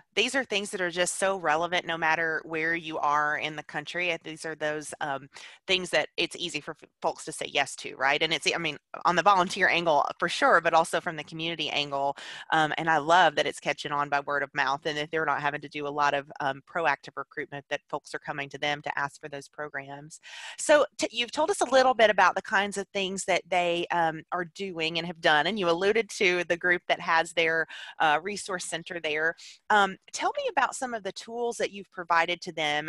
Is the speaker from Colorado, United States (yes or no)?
no; Alabama, United States; now in Tennessee, United States; I live in Tennessee now. I'm originally from Alabama